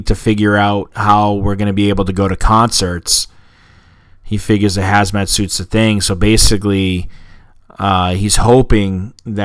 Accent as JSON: {"language": "English", "town": "Boston", "region": "Massachusetts", "country": "United States", "said": "being a Bostonian"}